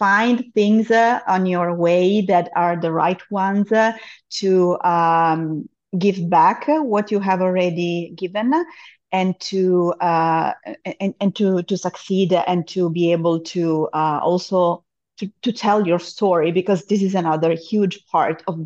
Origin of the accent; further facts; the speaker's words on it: Monza, Lombardy, Italy; also born or lived in Germany; now in Cyprus; I am originally from Monza, that is the town in Italy where we have the Formula One auto